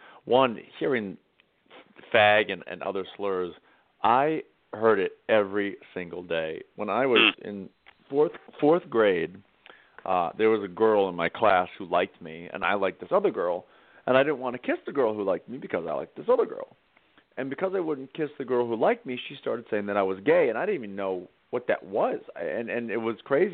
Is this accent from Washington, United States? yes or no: no; Cape Cod, Massachusetts, United States; I grew up on Cape Cod about a half hour from Provincetown